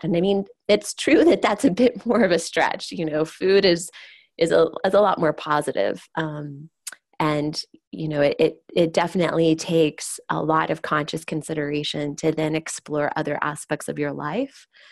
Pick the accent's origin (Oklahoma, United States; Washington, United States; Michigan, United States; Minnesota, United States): Oklahoma, United States; growing up in Oklahoma, which is an agricultural state